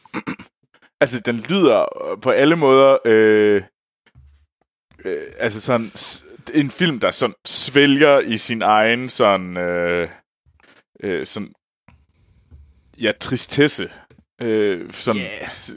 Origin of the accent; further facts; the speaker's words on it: Denmark; moved away; jeg var hjemme i Danmark